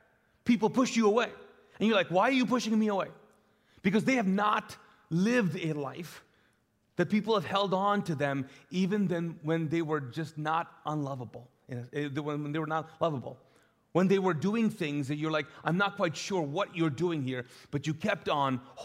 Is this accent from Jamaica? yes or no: no; Kuwait; also born or lived in Pakistan; now in Charlotte, United States; in the Middle East, I grew up in Kuwait